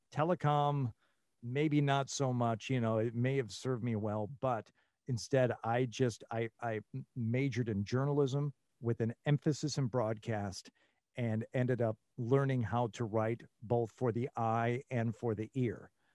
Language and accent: English; Troy, Michigan, United States; moved away as an adult; also born or lived in Rochester, Michigan / Lansing, Michigan / New Mexico / Las Vegas, Nevada; born in Rochester, Michigan, and, uh, and grew up in Troy, Michigan